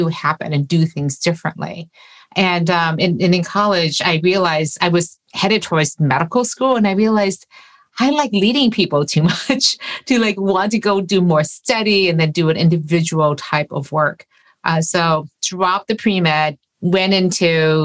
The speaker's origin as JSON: {"language": "English", "town": "Detroit", "region": "Michigan", "country": "United States", "tie": "born or raised there", "said": "I grew up in the Detroit area"}